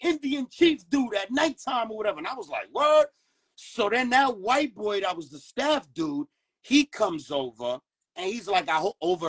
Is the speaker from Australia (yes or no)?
no; Dominican Republic; You know, I come from the Caribbeans. I'm Dominican. So I've been there on New Year's in my aunt's house for years.